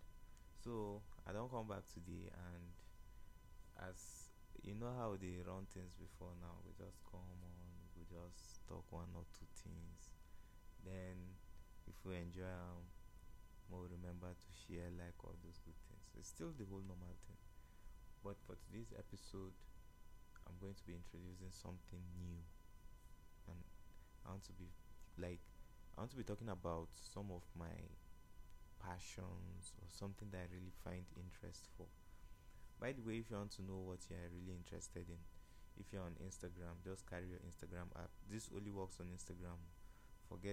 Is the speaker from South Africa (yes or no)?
no; Nigeria; I'm a Nigerian now